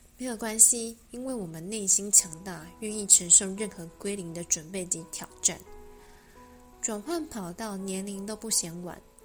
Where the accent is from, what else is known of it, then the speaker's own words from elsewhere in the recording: Taipei, Taiwan; 我在台北长大